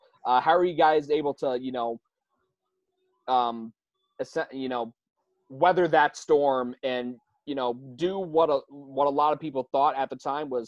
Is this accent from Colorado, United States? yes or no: no; Syracuse, New York, United States; Listen, like, I'm from Syracuse.